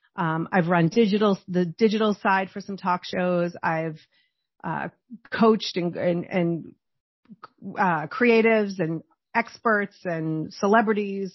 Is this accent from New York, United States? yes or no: no; Boston, Massachusetts, United States; I grew up in Boston